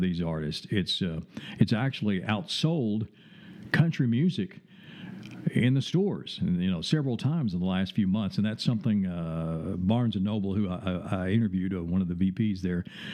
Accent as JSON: {"language": "English", "region": "the South", "country": "United States", "accent": "Southern drawl", "said": "I'm from the South, so I have a Southern drawl"}